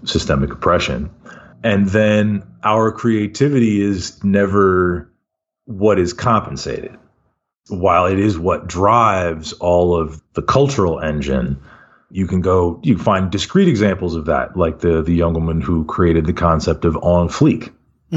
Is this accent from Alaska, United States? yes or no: no; Davis, California, United States; also born or lived in Kuwait / Pennsylvania / Philadelphia; now in San Francisco, United States; grew up in Davis, California